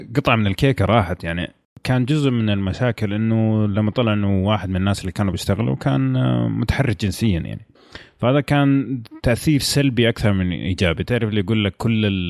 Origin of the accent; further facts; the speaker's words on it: Saudi Arabia; عندنا في السعوديه